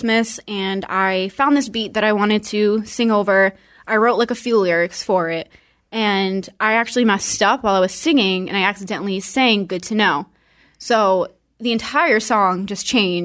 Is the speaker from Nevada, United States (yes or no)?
no; Dartmouth, Massachusetts, United States; I am from Dartmouth, Massachusetts